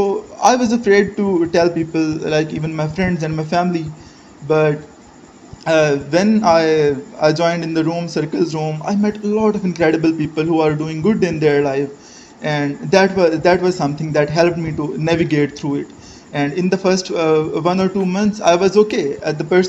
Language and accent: English; Pakistan; I am from Pakistan. I am 23